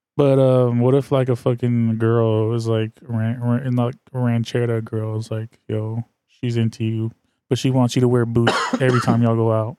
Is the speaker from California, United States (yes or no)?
yes; the Bay Area, California, United States; I'm from the Bay. Like, I'm a Bay, I'm, I'm as Bay as they come